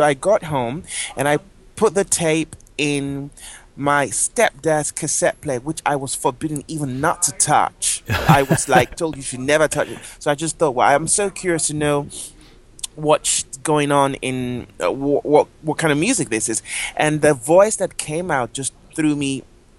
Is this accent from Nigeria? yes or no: yes; Nigeria; moved away as an adult; now in London, United Kingdom; I always say I'm Anglo-Nigerian. My parents are from Nigeria, but I was born in London.